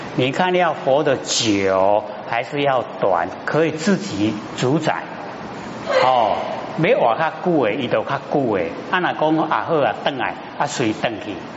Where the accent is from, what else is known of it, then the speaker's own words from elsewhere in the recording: Taiwan; 生在台湾，哦，这个呢，啊，福报很大的地方